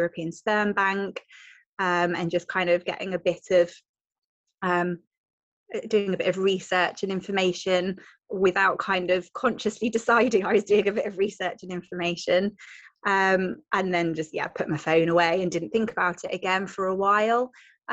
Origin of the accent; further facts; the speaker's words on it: Devon, South West England, United Kingdom; I am from Devon in the southwest.